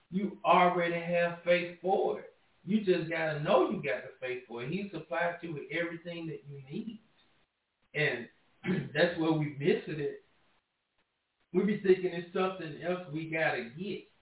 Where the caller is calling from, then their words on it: Michigan, United States; Hi, this is … I'm from Michigan.